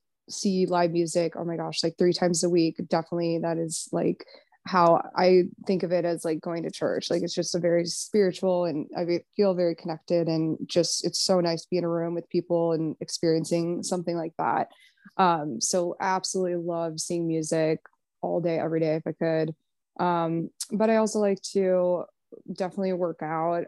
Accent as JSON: {"language": "English", "town": "Chanhassen", "region": "Minnesota", "country": "United States", "tie": "born or raised there", "also_born_or_lived": "Chicago", "moved": "as an adult", "said": "I'm from Minnesota originally, Chanhassen, and I grew up there, lived there"}